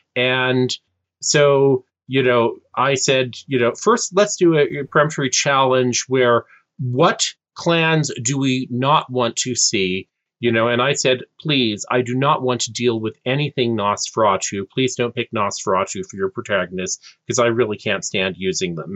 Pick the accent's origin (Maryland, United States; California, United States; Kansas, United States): California, United States; Californian born and raised